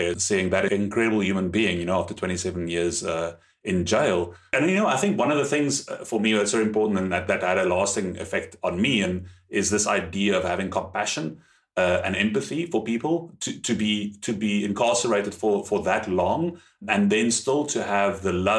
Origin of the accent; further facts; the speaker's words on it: South Africa; accent: South African; first language German and Afrikaans; English is a second language; also born or lived in Germany; you can probably hear by my accent, I'm South African, born and bred. I actually grew up in Germany until I was six.